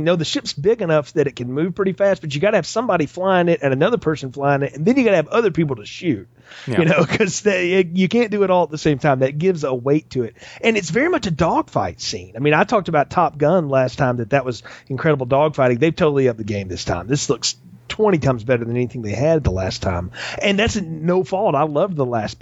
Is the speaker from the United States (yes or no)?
yes; the South, United States; growing up in the South here